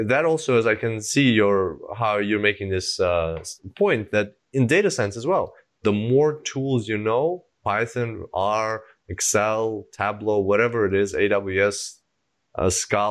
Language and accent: English; Russia; moved away; I was born in Russia and I speak Russian